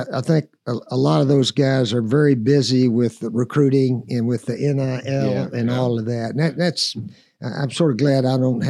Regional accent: Johnson City, Tennessee, United States; I'm from Johnson City.

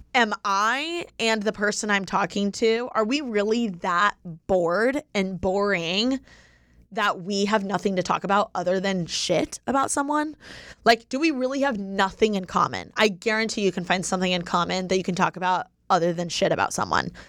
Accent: Indiana, United States; now in Los Angeles, United States; I'm from Indiana

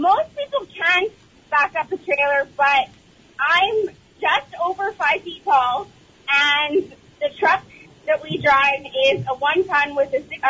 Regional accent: Fort McMurray, Alberta, Canada; I grew up in Fort McMurray with three brothers.

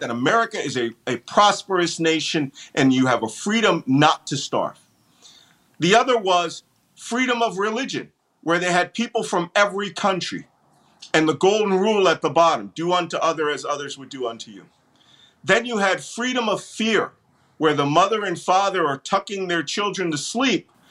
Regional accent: Philadelphia, Pennsylvania, United States; I am yes, I born and bred Philadelphian, born in the Philadelphia Naval Hospital

